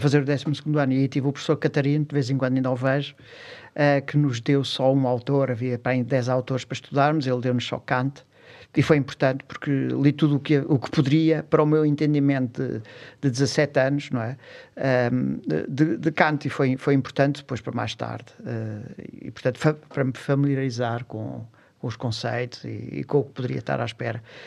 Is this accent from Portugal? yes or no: yes; Lisbon, Portugal; nasci numa, numa rua, numa, eh, na fre, numa freguesia de Alcântara, próximo ali da Junqueira